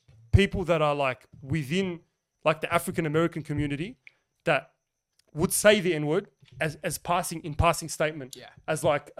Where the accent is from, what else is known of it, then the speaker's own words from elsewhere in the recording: Australia; I tell people I'm Aussie, and then they go, no, you're Lebanese.